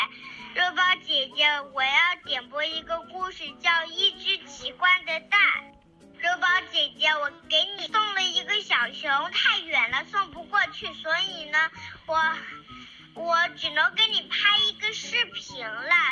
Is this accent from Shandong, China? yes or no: yes; Linyi, Shandong, China; 今年我六岁了，我来自山东临沂。